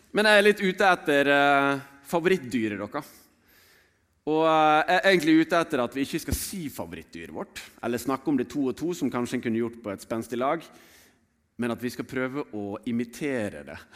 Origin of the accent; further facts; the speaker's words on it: Sotra, Vestland, Norway; Jeg vokste opp på Sotra.